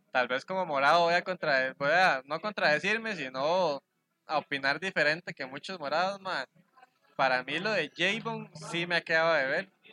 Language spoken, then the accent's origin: Spanish; Costa Rica; nosotros como ticos